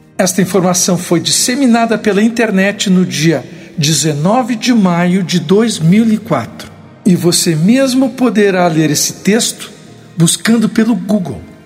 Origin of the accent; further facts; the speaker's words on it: Porto Alegre, Rio Grande do Sul, Brazil; sou gaúcho de Porto Alegre